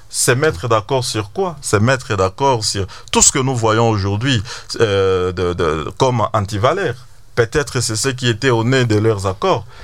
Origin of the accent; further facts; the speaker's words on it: DR Congo; chez nous à Goma et à Bukavu